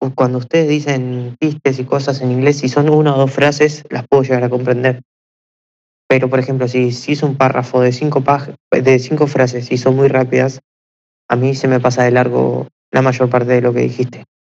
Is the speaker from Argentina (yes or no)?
yes; Argentina; yo soy de Argentina